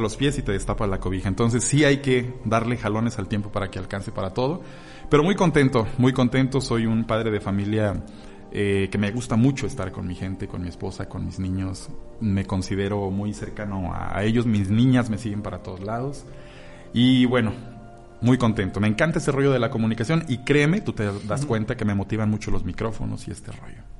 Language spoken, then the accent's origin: Spanish; Mexico City, Mexico; Yo nací en Ciudad de México